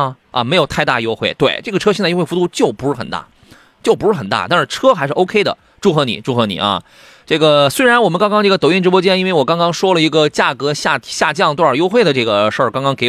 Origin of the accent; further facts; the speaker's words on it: Qingdao, Shandong, China; 他问青岛城阳有没有田老师的门店？你等着我回了我老家去开一个吧。